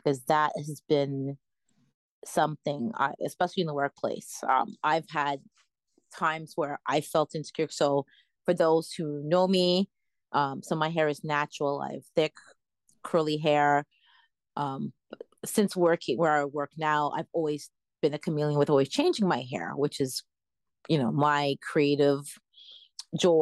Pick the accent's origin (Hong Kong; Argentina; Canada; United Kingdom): Canada; growing up in, you know, as a Canadian.